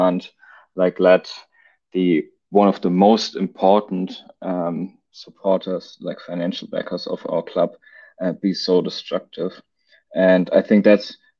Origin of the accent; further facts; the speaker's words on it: Germany; I'm from Germany